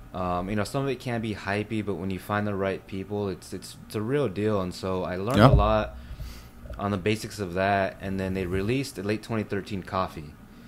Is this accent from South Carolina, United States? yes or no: no; Upland, California, United States; born there; Yeah, I was born in Upland, California originally, and okay. Kind of moved all over the place.